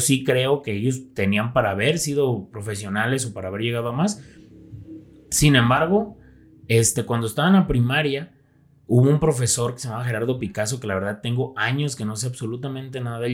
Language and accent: Spanish; Zapotlanejo, Jalisco, Mexico; also born or lived in Guadalajara; toda mi vida la he vivido aquí en Zapotlanejo